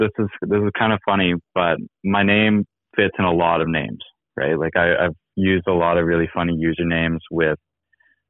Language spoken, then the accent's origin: English; Houston, British Columbia, Canada; moved away; I grew up in Houston